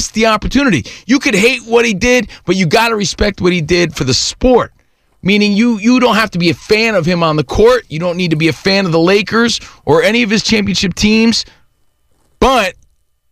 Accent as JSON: {"language": "English", "town": "Union", "region": "New Jersey", "country": "United States", "tie": "born or raised there", "moved": "yes", "lives_now": "Southern California, United States", "said": "I grew up in New Jersey. I'm from Union, New Jersey"}